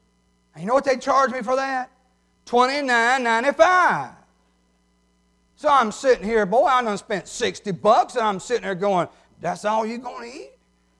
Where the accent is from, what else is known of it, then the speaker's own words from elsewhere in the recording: New Hebron, Mississippi, United States; Now, I wasn't going to tell y'all, I'm from New Hebron, but Brother Jeff done let the cat out of the bag.